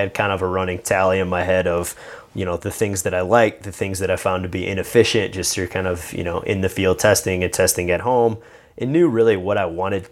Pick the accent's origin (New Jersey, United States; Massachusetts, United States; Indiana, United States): Indiana, United States; moved away as an adult; I grew up in Indiana